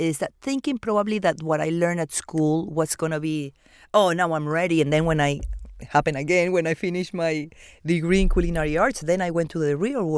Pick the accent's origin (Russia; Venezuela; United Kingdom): Venezuela; born or raised there; English is a second language; also born or lived in Argentina / Peru; now in Miami, United States